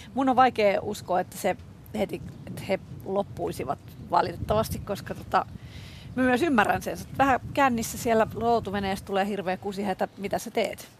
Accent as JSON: {"language": "Finnish", "town": "Helsinki", "region": "Uusimaa", "country": "Finland", "tie": "born or raised there", "said": "on Helsingistä kotosi"}